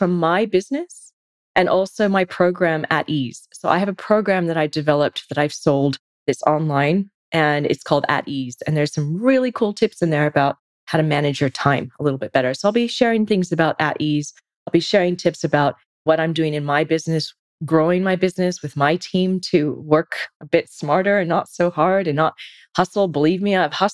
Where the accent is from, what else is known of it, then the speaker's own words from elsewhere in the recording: California, United States; moved away as an adult; now in Sydney, Australia; I'm originally from the States, from California. Been in Sydney since 2003